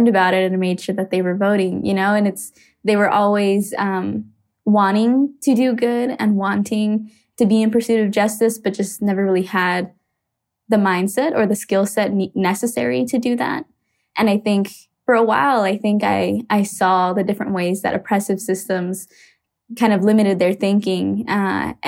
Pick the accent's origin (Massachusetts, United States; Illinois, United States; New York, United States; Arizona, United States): Arizona, United States; Phoenix; I grew up in Arizona during a really interesting time